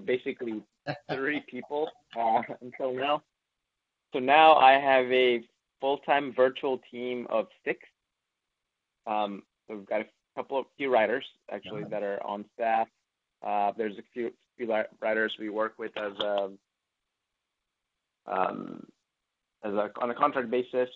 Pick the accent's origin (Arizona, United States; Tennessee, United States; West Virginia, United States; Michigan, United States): Tennessee, United States; Memphis; moved away as an adult; also born or lived in Los Angeles, California / Knoxville, Tennessee; now I'm back to my hometown of Memphis, Tennessee